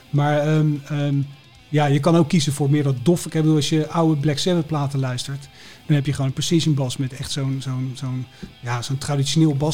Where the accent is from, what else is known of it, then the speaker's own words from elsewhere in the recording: Enschede, Overijssel, Netherlands; born there; Ik ben geboren in Enschede.